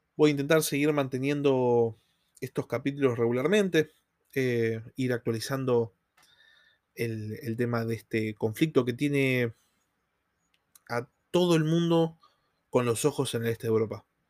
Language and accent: Spanish; Argentina